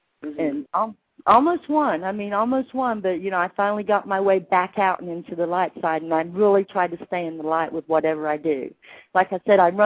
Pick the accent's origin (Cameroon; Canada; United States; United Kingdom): United Kingdom; England; I was born in England